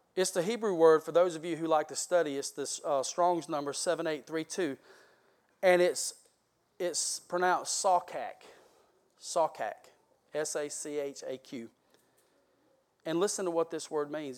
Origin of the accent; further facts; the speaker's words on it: South Georgia, United States; I am from South Georgia